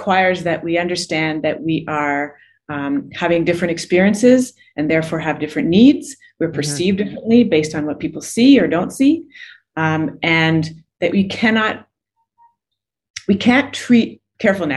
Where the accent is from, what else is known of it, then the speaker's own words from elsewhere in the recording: Canada; also born or lived in Toronto / Barbados; I'm Canadian. I usually live in Toronto, but I'm in the process of relocating with my 9-year-old daughter to Barbados